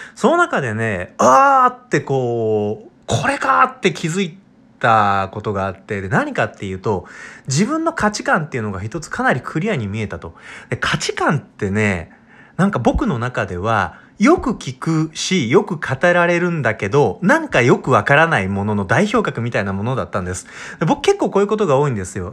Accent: Arida, Wakayama, Japan; also born or lived in Tokyo / Kanagawa; now in Osaka, Japan; うちの田舎ってね本当に和歌山県の有田ってみかんでね有田みかんの有田なんだけどものすごい田舎なんですよ

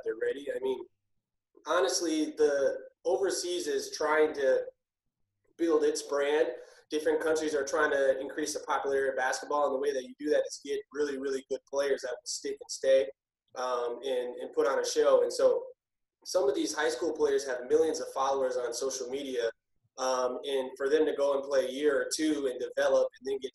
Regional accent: Minneapolis, Minnesota, United States; So I grew up here in Minneapolis, Minnesota, high school and whatnot

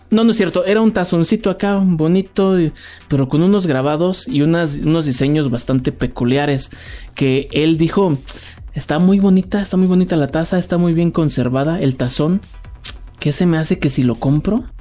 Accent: Mexico; yo soy un mexicano feliz

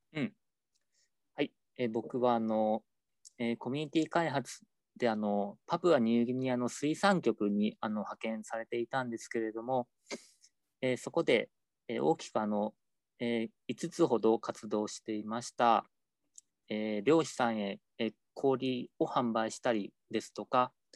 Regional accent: Hiroshima, Japan; 自分自身が広島出身であの平和学習とかあの原爆ドームとかそういったものがすごい身近にあった環境で育った

